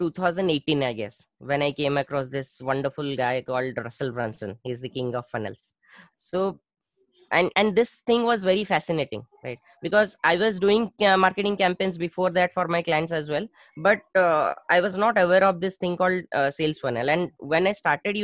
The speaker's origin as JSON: {"language": "English", "town": "Bhubaneswar", "region": "Odisha", "country": "India", "tie": "born or raised there", "said": "I started a proper digital agency in my hometown in Bhubaneswar."}